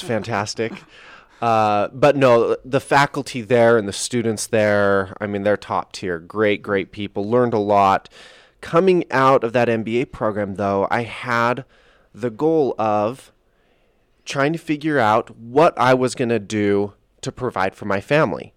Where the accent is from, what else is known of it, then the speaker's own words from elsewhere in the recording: Salt Lake Valley, Utah, United States; I'm, I'm here from the Salt Lake Valley. It's where we're broadcasting from today